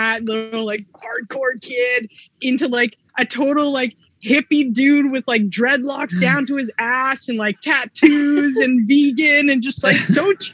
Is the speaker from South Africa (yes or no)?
no; Edmonton, Alberta, Canada; I grew up in Edmonton too.